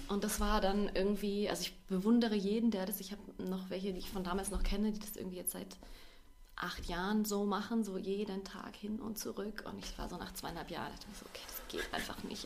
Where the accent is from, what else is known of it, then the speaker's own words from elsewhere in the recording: Bavaria, Germany; also born or lived in Hannover; ich wohne schon sehr, sehr lange hier ja. in Bayern, seit ich ähm, fünf bin